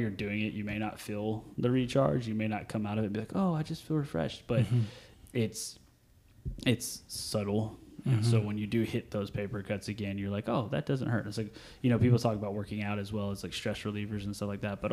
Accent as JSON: {"language": "English", "region": "Texas", "country": "United States", "said": "I'm from Texas"}